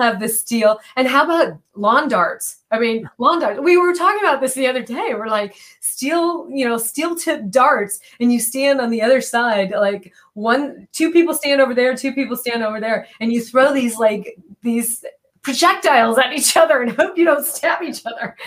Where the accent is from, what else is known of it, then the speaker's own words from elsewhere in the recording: Michigan, United States; now in California, United States; I grew up in Michigan